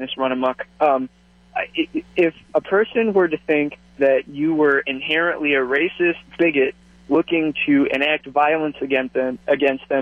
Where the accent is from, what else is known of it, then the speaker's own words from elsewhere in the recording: the South, United States; I grew up in the South